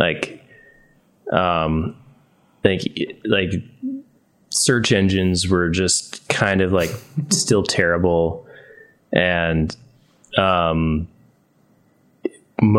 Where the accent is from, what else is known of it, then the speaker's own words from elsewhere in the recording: Northern Connecticut, United States; also born or lived in Danbury, Connecticut; I moved from Northern Connecticut with my family to Danbury because my dad got a job in Norwalk.